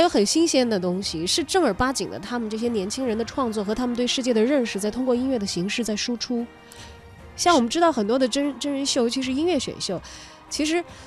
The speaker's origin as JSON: {"language": "Chinese", "region": "Sichuan-Chongqing", "country": "China", "said": "我们的方言"}